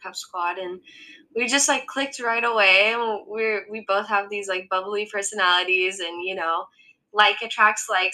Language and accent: English; California, United States; moved away as an adult; now in Las Vegas, United States; I am a 24 year old who was born and raised in California